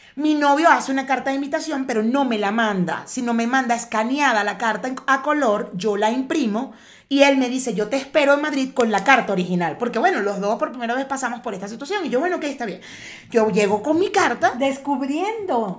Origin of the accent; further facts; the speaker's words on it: Cumaná, Sucre, Venezuela; also born or lived in Caracas, Venezuela; now in Mexico; yo soy de Cumaná, que es la costa, la parte del, del, oriente del país